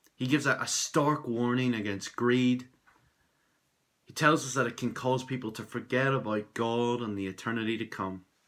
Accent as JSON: {"language": "English", "town": "Belfast", "region": "Northern Ireland", "country": "United Kingdom", "said": "I'm from Belfast in Northern Ireland"}